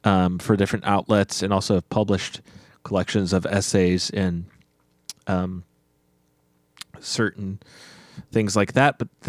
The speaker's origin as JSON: {"language": "English", "region": "Nebraska", "country": "United States", "tie": "born or raised there", "said": "Well, I grew up in Nebraska."}